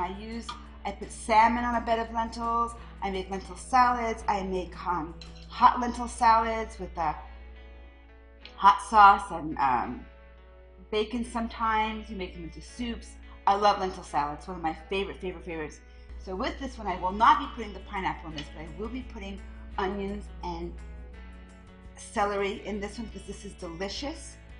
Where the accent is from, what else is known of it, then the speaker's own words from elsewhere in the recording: France; moved away; growing up in France